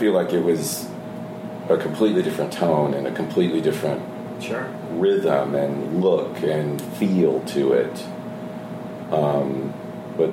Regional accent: the South, United States; I'm from the South

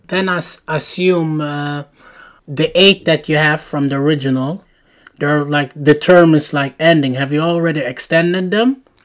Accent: Sweden; I'm from Sweden, we live in Sweden

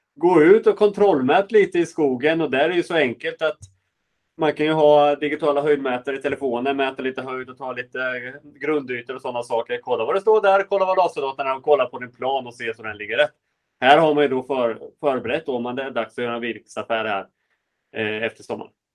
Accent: Sweden; vi svenskar

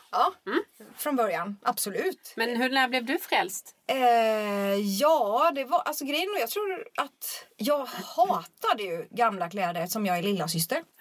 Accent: Småland, Sweden; now in Stockholm, Sweden; Jag vet inte varför jag flyttade till Stockholm från Småland överhuvudtaget.

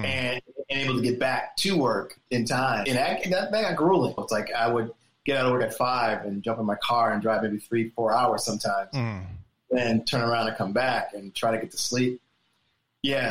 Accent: Springfield, Massachusetts, United States; now in New York City, United States; I come from Springfield, Massachusetts.

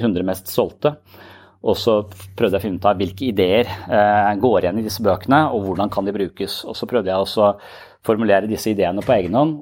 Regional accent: Tønsberg, Vestfold, Norway; jeg er fra Østlandet, jeg er fra Tønsberg

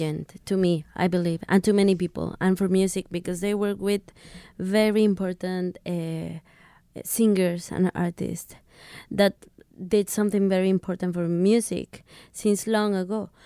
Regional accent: Mexico; English is a second language; I come from Mexico

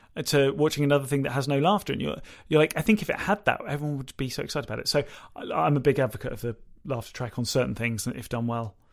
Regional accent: United Kingdom; we're British

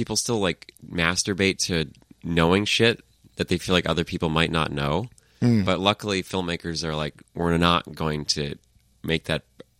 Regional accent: Maine, United States; I grew up in Maine, with a very conservative father and no diversity in the state at all.

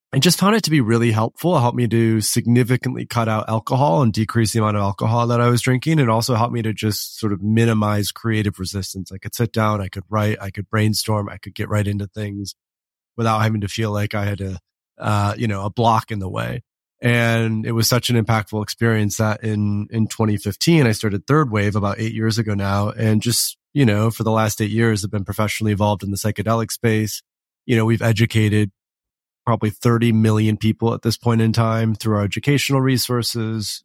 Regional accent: West Michigan, United States; I grew up in West Michigan.

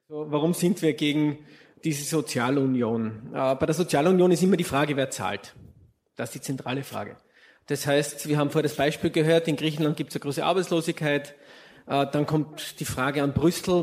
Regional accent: Austria; als Österreicher

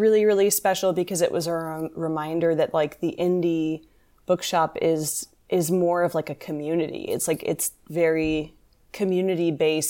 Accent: Kentucky, United States; also born or lived in Ohio; New York, for a kid who was growing up in Kentucky and Ohio, New York also felt very exotic to me.

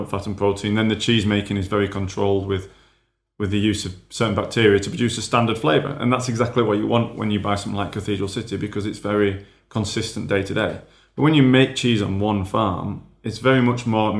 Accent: Yorkshire and the Humber, United Kingdom; I'm a Yorkshireman

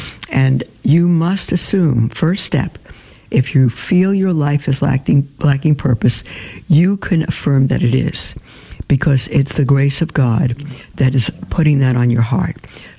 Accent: Cuba; born there; I was born in Cuba, 1995, in what was called the special period

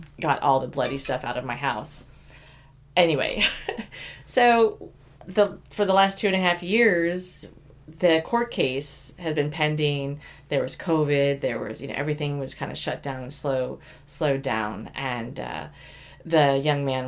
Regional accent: Oklahoma, United States; I grew up many years in Oklahoma

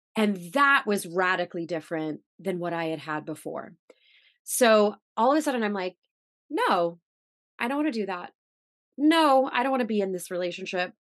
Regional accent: Missouri, United States; moved away as an adult; also born or lived in New York; I'm from Missouri, by the way, so I'm like this Midwestern girl

